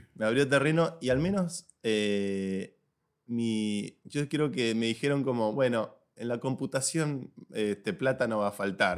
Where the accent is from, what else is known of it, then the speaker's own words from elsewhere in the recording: Buenos Aires, Argentina; moved away as an adult; also born or lived in San Francisco / New York; now in Madrid, Spain; Soy un joven argentino de Buenos Aires